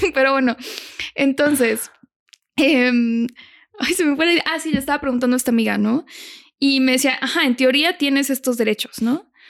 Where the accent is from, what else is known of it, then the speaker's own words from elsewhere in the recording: Monterrey, Nuevo León, Mexico; Yo soy de Monterrey